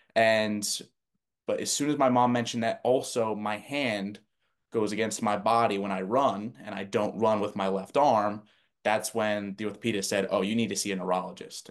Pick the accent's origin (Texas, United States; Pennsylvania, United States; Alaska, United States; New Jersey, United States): New Jersey, United States; where I grew up in New Jersey